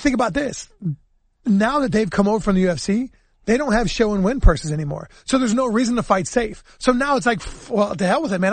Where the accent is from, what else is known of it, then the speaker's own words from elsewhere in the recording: Illinois, United States; I grew up in Illinois